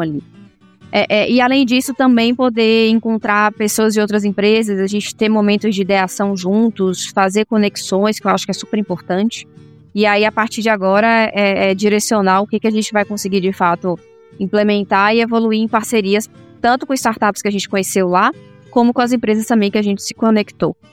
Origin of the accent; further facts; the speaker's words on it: Salvador, Bahia, Brazil; moved away as an adult; now in São Paulo, Brazil; eu sou baiana, nascida em Salvador, né? E eu fiz engenharia química lá em Salvador